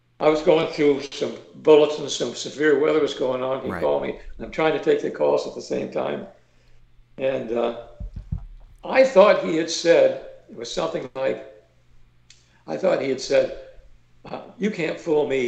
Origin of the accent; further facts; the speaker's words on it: Ohio, United States; moved away; also born or lived in Orlando / Daytona Beach; I'm from originally from Ohio